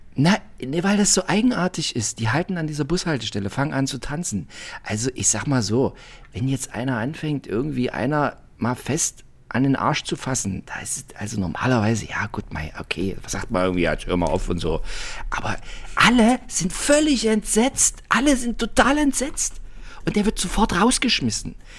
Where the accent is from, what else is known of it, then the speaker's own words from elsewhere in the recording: East Germany, Germany; Ich bin aus der DDR